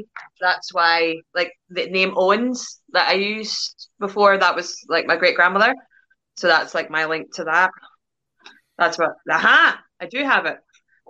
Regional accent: Northern Ireland, United Kingdom; moved away as an adult; now in Glasgow, United Kingdom; I'm Irish, but I live in Glasgow, Scotland.

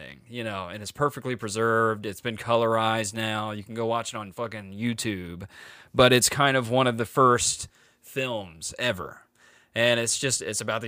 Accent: the Bible South, United States; I grew up in the Bible South

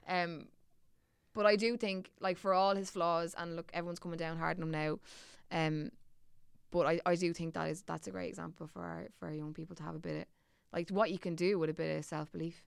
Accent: Dublin, Leinster, Ireland; accent: Dublin; my Dublin accent gets significantly thicker when I go away

